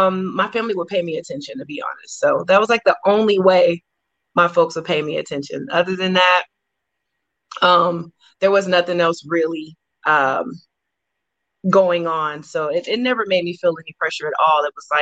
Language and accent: English; Columbus, Georgia, United States; also born or lived in Oklahoma; I am from Columbus, Georgia.